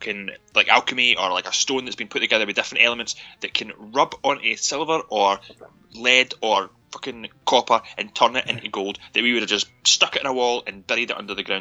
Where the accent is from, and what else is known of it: United Kingdom